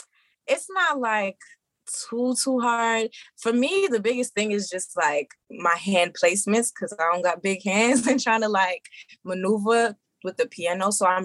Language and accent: English; Brooklyn, New York, United States; also born or lived in Maryland / Georgia; So I am originally from Brooklyn. New York.